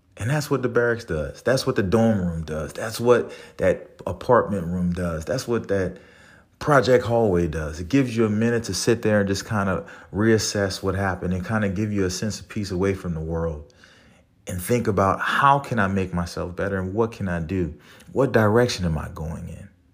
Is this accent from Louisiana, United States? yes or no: yes; New Orleans, Louisiana, United States; moved away; I'm from New Orleans, so I have a different way of expressing myself